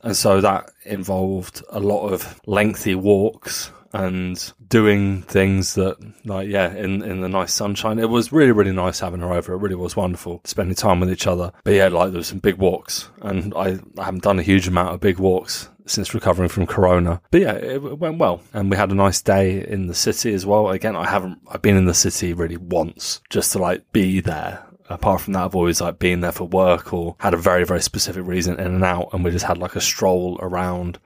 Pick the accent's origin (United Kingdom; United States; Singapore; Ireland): United Kingdom; England; now in Germany; as an Englishman